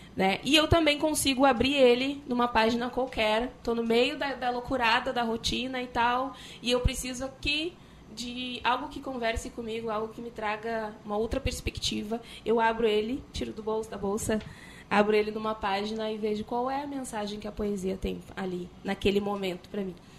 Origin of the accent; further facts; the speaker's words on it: Porto Alegre, Rio Grande do Sul, Brazil; Sou da, eu venho da Restinga, sou num bairro periférico da Restinga